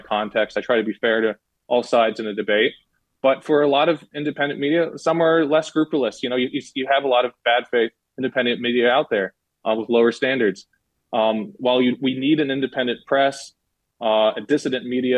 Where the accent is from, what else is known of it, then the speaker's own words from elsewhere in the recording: United States; I'm an American